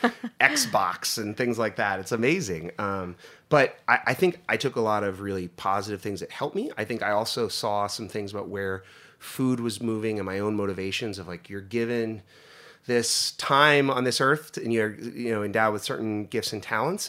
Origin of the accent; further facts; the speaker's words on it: Northeast Pennsylvania, United States; moved away; I grew up in Northeast Pennsylvania